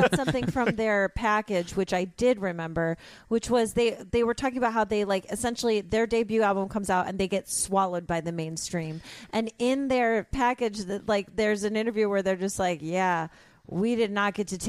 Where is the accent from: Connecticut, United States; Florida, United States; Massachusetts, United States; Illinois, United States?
Illinois, United States; Chicago; born or raised there